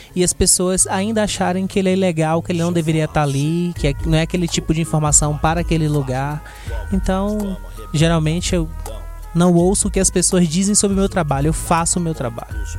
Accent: Salvador, Bahia, Brazil; Eu sou de Salvador, Bahia, Brasil.

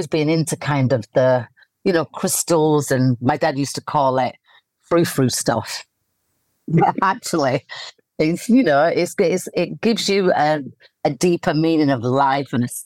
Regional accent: Leeds, Yorkshire and the Humber, United Kingdom; I'm in my hometown of Leeds, in the countryside with my dogs.

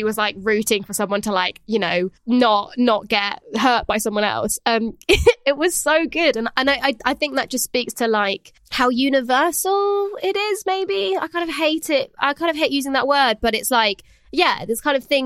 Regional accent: France; moved away; I grew up in France

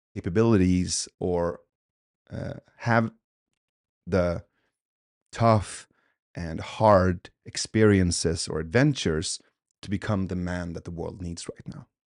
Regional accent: Sweden; also born or lived in Iran; I was born in Iran, but but we left when I was two. So um, in 1985, when we came to Sweden, from there on, I had like these two parallel cultures

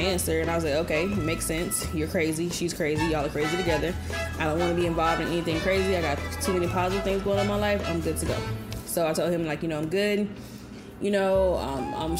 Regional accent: Birmingham, Alabama, United States; I'm from Alabama, and the largest city in Alabama is Birmingham, where I'm from.

